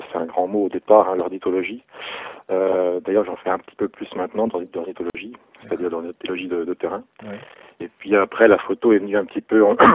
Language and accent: French; Bourgogne-Franche-Comté, France; j'ai 38 ans. effectivement, je, je, suis né et j'habite et j'ai grandi en Bresse louanaise.